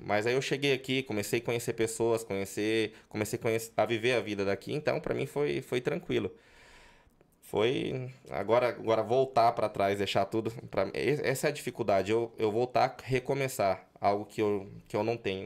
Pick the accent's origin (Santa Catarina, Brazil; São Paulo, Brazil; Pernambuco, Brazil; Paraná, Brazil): Paraná, Brazil; Goioerê; moved away as an adult; also born or lived in Moreira Sales, Paraná, Brazil; now in Madrid, Spain; com 4, 5 anos mudei para Goiuerê, onde vivi até os, até os 19 anos